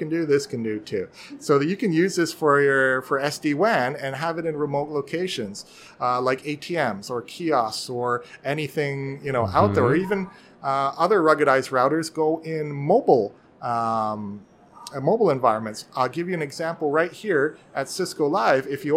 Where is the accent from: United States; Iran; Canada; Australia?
Canada; Vancouver, British Columbia; I'm from Vancouver, Canada